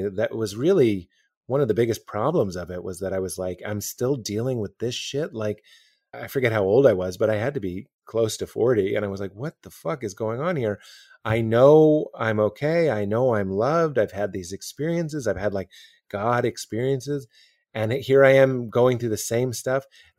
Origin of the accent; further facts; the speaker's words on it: Boston, Massachusetts, United States; I look like a youth pastor. I'm from Boston. I was religious. I was married.